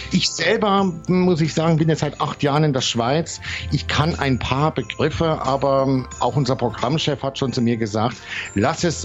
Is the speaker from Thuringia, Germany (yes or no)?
yes; Thuringia, Germany; bei uns in Deutschland, ich bin ja auch von Thüringen im Übrigen